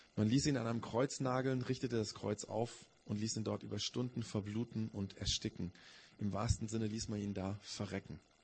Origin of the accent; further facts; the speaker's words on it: Augsburg, Bavaria, Germany; bei uns in Augsburg